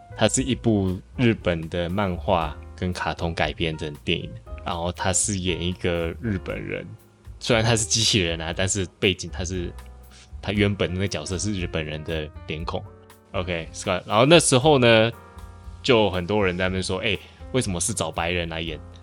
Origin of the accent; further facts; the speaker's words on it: Malaysia; 在马来西亚，也就是我们登记户口名簿的时候